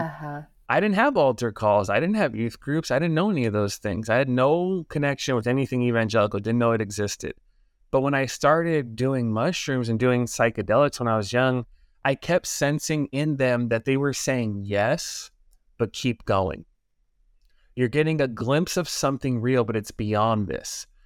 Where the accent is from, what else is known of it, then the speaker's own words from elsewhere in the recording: Los Angeles, California, United States; I grew up in Los Angeles area, LA Unified School District